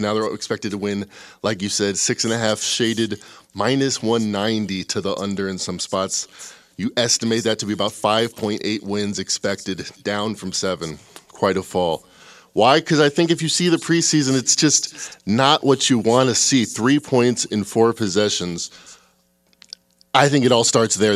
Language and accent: English; Chicago, Illinois, United States; I'm from Chicago